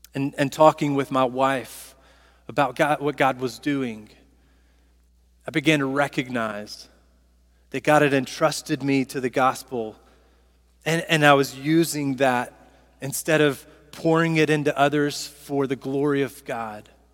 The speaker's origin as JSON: {"language": "English", "town": "Southaven", "region": "Mississippi", "country": "United States", "said": "I'm from South Haven, Mississippi"}